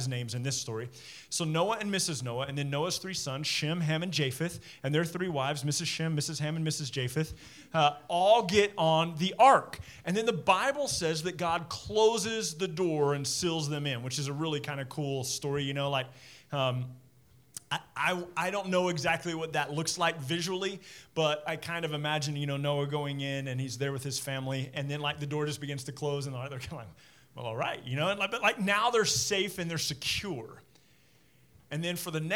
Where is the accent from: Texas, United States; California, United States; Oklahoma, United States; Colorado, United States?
Texas, United States; Midland; When I was a kid growing up in Midland